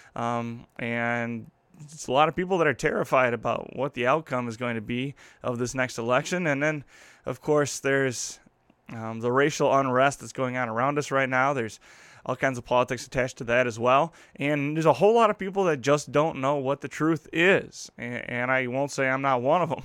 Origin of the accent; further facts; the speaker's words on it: Midwest, United States; as a Midwesterner, as someone from the community I grow up grew up